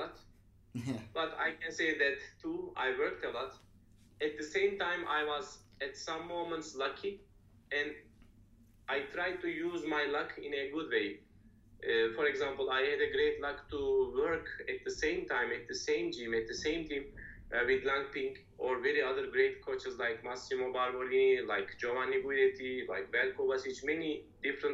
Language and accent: English; Turkey; English is a second language; moved away as an adult; also born or lived in Japan; now in Romania; I'm from Turkey